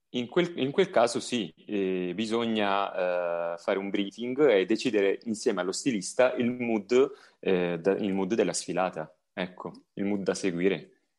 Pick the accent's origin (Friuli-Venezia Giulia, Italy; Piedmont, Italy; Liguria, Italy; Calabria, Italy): Calabria, Italy; a village near Tropea, province of Vibo Valentia; io provengo da un paesino vicino Tropea, provincia di Vibo Valencia